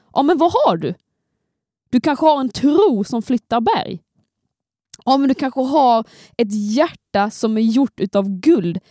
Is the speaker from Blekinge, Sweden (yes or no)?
no; Skåne, Sweden; jag kommer från Skåne